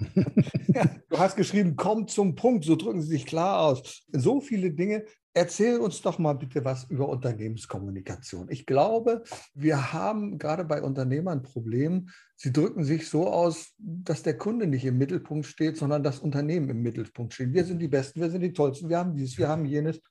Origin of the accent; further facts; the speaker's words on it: Berlin, Germany; moved away; in meiner alten Heimat. Da warst in Berlin.